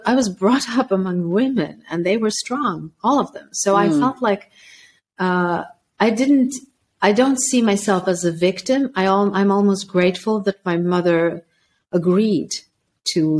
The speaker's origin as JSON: {"language": "English", "country": "Sweden", "tie": "born or raised there", "also_born_or_lived": "former Yugoslavia", "said": "at the age of six, they brought me back to Sweden"}